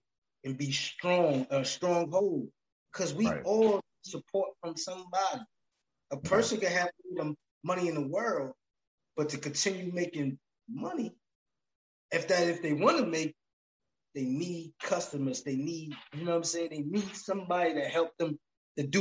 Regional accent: New Jersey, United States; I'm from Jersey

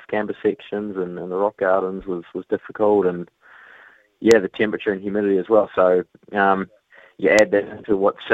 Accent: New Zealand; I had that spot as a Kiwi rider

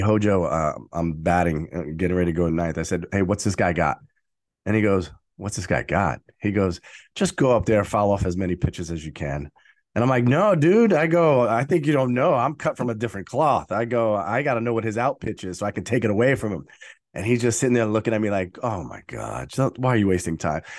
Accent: New York City, New York, United States; as a kid growing up in Brooklyn

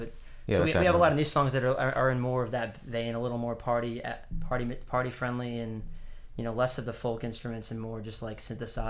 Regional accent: the South, United States; growing up in the South, I'm not going to say that I wasn't influenced by growing up in a church and being around the gospel

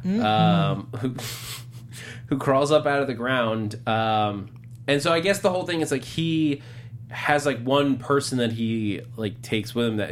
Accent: New York, United States; moved away; I grew up in New York

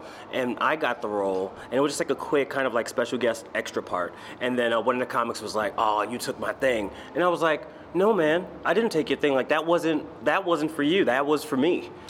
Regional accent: New York City, New York, United States; also born or lived in Boston, Massachusetts; my mom moved back to New York with my grandmother and I was raised in Queens.

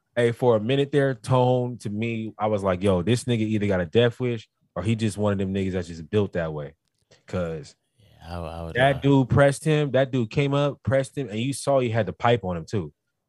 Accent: California, United States; I just kind of stayed away because that I'm from the Valley. Like, I ain't really. LA shit is like.

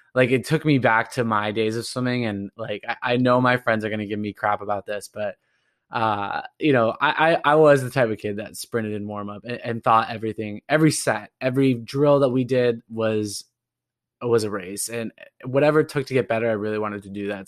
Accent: Irvine, California, United States; my hometown out in Irvine

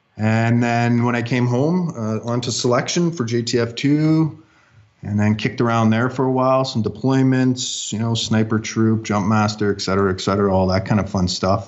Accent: Ontario, Canada; So I was born and raised in Northern Ontario, Canada. Grew up with all the wilderness a young boy could ever need in the land of minus 40 centigrade or Fahrenheit.

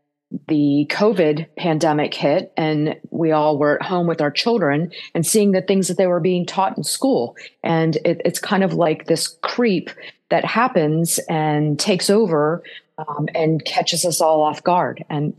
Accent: Southwest Florida, United States; I grew up right in Southwest Florida.

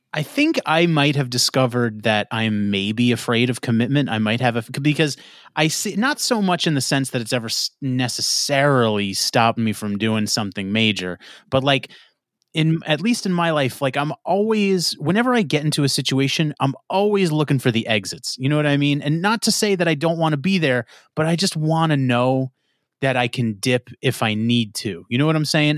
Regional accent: New York, United States; I'm from New York. I'm so New York

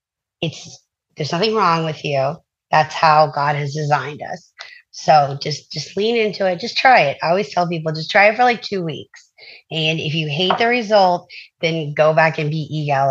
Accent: the South, United States; I'm from the South, so yes, sir, yes, ma'am, that's very common down here

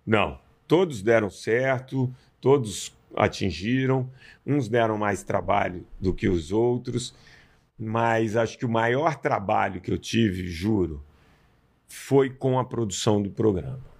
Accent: Belo Horizonte, Minas Gerais, Brazil; eu sou mineiro árabe, nasci em Belo Horizonte

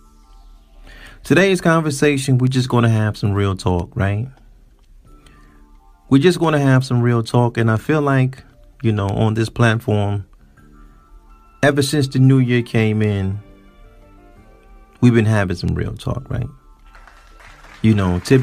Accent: United States; us as black American males.

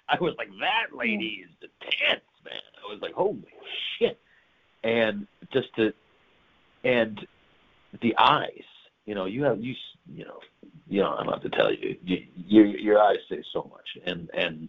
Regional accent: New York, United States; now in United Kingdom; I'm a New Yorker.

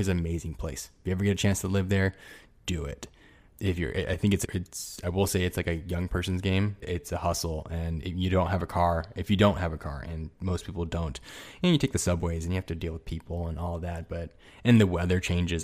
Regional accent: Ontario, California, United States; moved away; also born or lived in New York / Los Angeles; I go to school and grew up in Southern California and place, a little place called Ontario, California.

